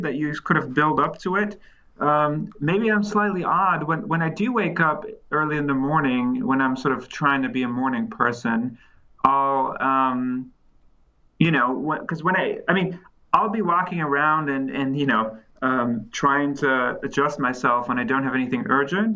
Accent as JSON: {"language": "English", "country": "Netherlands", "also_born_or_lived": "California", "moved": "yes", "lives_now": "Cambridge, United Kingdom", "said": "I'm originally from the Netherlands"}